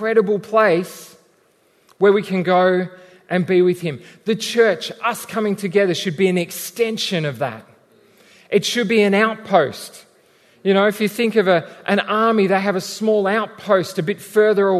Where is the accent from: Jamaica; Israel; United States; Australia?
Australia; we're still Australian, mostly.